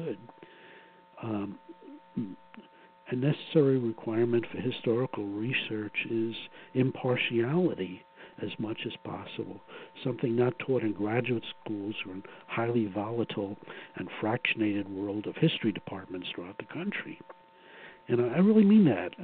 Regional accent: New York City, New York, United States; growing up in Brooklyn

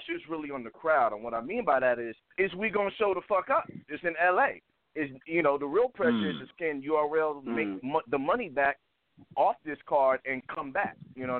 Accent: New York, United States; moved away; I'm from New York originally.

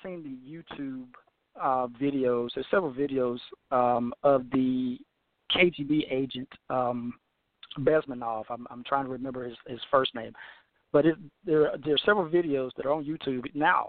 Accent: Deep South, United States; I was born in the Deep South

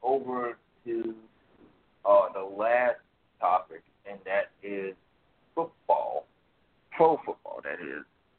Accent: Tennessee, United States; now in New Orleans, United States; in Tennessee for over 20 years.

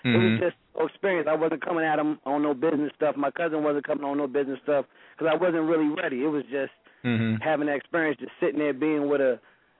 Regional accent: VA, Virginia, United States; down in my hometown

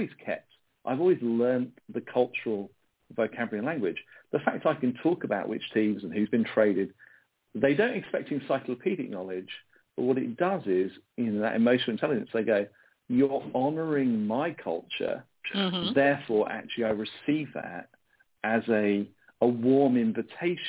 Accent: United Kingdom; also born or lived in United States; I'm a Briton in exile. I'm an American in exile in Britain with a British passport.

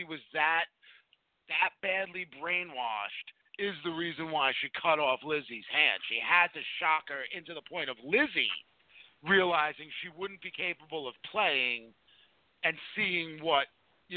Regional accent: New Jersey, United States; we're from New Jersey

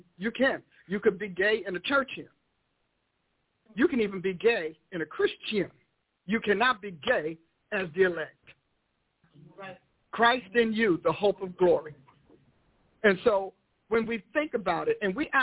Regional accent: Newark, New Jersey, United States; I grew up in Newark, New Jersey

